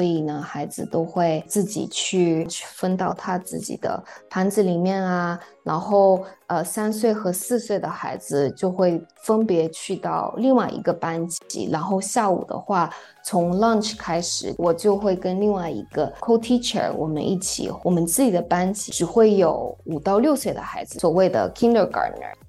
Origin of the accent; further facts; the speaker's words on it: Japan; also born or lived in China; now in New York, United States; 我是嗯中日混血，所以呢，成长在日本，出生在日本，但是又在中国大陆成长很长时间，然后。现在又在这边，所以我会三国语言。